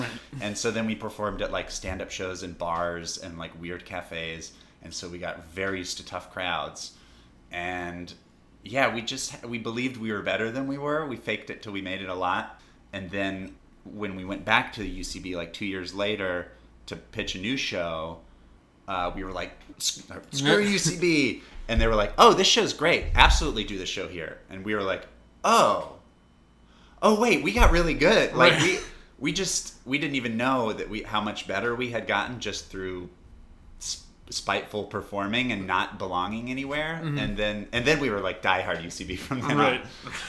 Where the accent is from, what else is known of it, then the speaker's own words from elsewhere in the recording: North Carolina, United States; in North Carolina in my hometown